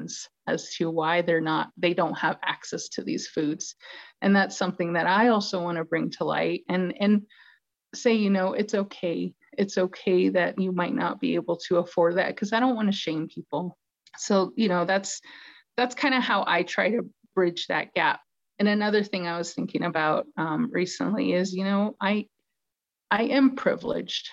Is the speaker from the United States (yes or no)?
yes; Chinle, Arizona, United States; I'm from the community. I'm from Chinle, which is the heart of the Navajo Nation